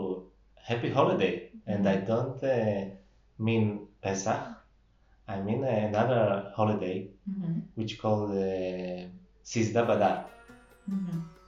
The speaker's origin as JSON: {"language": "English", "town": "Samarkand", "region": "Samarqand Region", "country": "Uzbekistan", "tie": "born or raised there", "moved": "yes", "lives_now": "Jerusalem, Israel", "said": "I born and raised in Samarkand"}